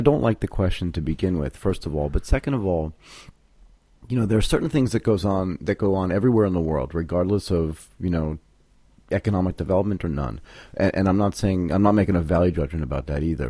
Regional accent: United States; as an American

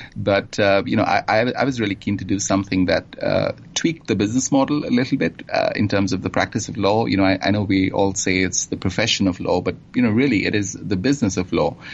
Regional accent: Kolkata, West Bengal, India; also born or lived in England; now in Singapore; I was born and grew up uh, in India in, um, in a city called Calcutta on the eastern coast, and uh, sort of spent my formative years there.

